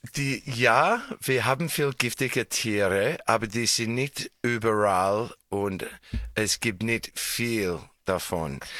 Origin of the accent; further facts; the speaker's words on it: Australia; German is a second language; now in Tyrol, Austria; Ich bin in Australien geboren, aber ich habe in Tirol seit Schillingzeit gewohnt.